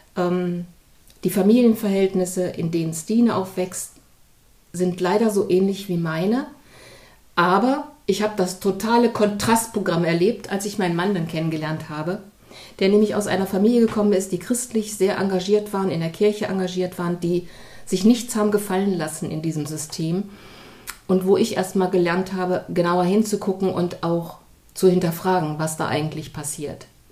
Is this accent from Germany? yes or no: yes; East Germany, Germany; now in Hamburg, Germany; ich bin auch ein Kind der DDR